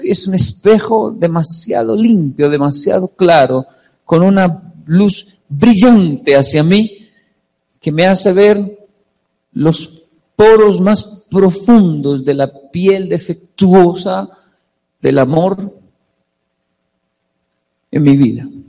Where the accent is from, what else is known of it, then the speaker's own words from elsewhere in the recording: Colombia; now in Japan; yo tengo 35 años, solo de niño en Colombia había solo, ¿qué era? Caracol, ¿cierto?